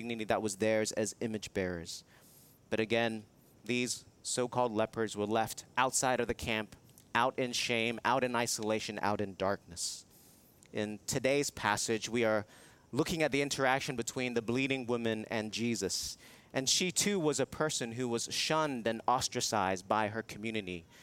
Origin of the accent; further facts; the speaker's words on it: Hong Kong; moved away; I was living in Hong Kong, which is my hometown